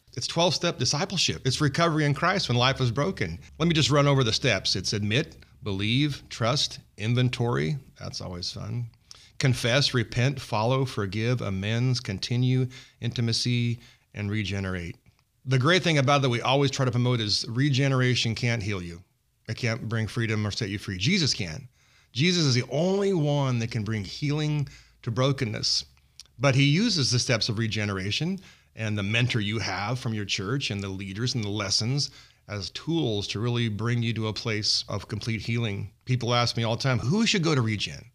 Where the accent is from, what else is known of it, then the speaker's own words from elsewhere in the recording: Kingsburg, California, United States; since coming home, back to my hometown in Kingsburg